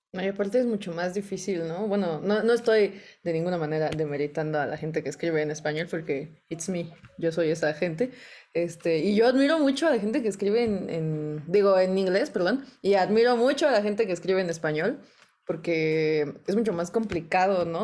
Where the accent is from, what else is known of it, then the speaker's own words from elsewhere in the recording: Naucalpan, State of Mexico, Mexico; first language Spanish; Crecí eh, aquí en el Estado de México y siempre he hablado español y todo. Eh, arriba los satelucos